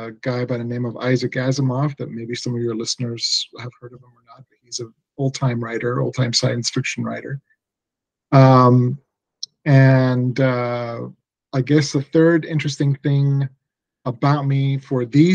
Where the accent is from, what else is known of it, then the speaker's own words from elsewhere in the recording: Logan, Utah, United States; English is a second language; also born or lived in Iran; now in Pocatello, United States; I was born in Iran decades ago. I immigrated to the United States in 1979 with my family, and I didn't know a word of English. So English was my second language. I grew up in Logan, Utah. I went to school there starting from sixth grade